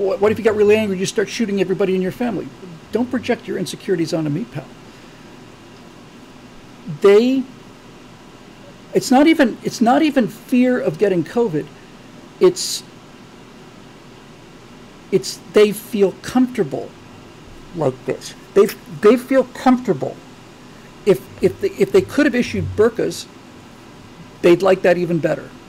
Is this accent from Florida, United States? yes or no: yes; South Florida, United States; moved away; I grew up in South Florida